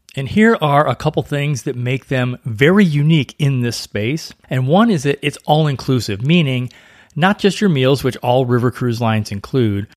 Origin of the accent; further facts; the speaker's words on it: St. Louis, Missouri, United States; I grew up in Saint Louis